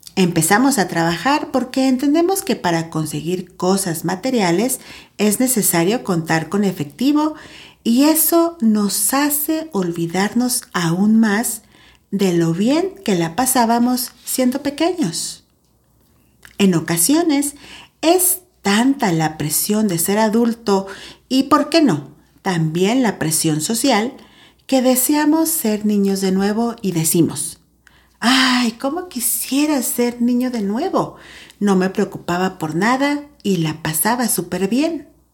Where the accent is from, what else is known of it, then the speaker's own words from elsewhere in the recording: San Luis Potosí, Mexico; te saludo desde Tierras Potosinas, acá, en mi país, México